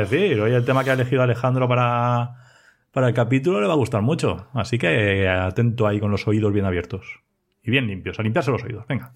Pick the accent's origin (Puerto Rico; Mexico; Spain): Spain; Elda, Valencian Community; also born or lived in Ibi; trabajo en Ibia, aunque soy de Elda